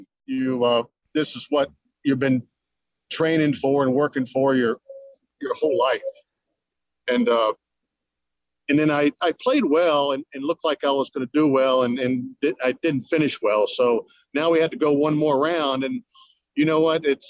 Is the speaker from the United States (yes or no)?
yes; United States; as an American player